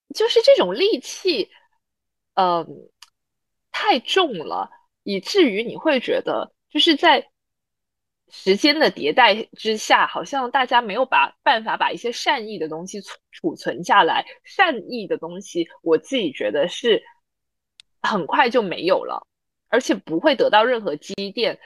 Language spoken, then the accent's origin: Chinese; Zhuhai, Guangdong, China; 我小时候在珠海生活